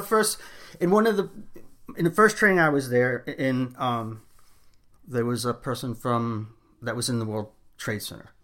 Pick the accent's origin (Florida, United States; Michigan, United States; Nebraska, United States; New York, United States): New York, United States; New York City; also born or lived in Long Island / Miami; now in Long Island / Miami, United States; I'm originally from Brooklyn, New York, and I now live between Long Island and Miami.